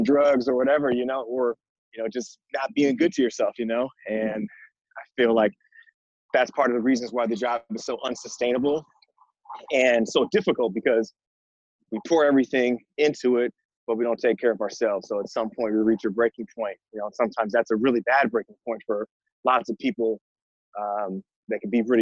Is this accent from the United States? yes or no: yes; San Francisco, California, United States; I am originally from San Francisco, California. Born and raised in the city